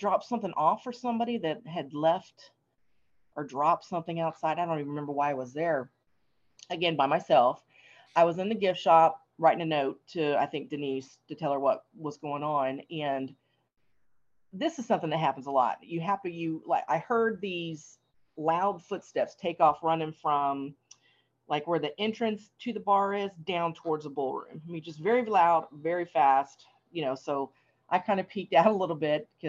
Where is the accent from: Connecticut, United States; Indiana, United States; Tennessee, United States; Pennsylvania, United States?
Tennessee, United States; I grew up in Tennessee around a lot of, you know, superstitious people